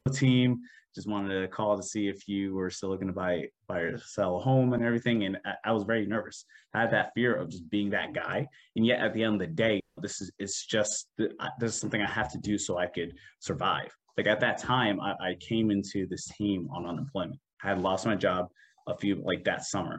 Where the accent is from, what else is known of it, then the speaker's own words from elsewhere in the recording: New Jersey, United States; now in Maryland, United States; originally I'm from New Jersey